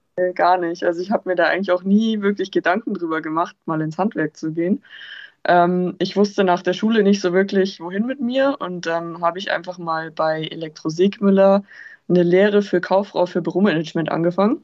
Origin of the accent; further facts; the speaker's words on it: Lake Starnberg, Bavaria, Germany; ich komme vom Starnberger See